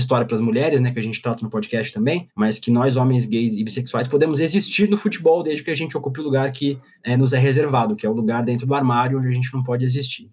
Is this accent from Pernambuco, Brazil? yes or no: no; Balneário Camboriú, Santa Catarina, Brazil; also born or lived in Paraíba; now in São Paulo, Brazil; Eu sou de São Paulo, nasci aqui, mas eu cresci em Santa Catarina e morei na Paraíba por muitos anos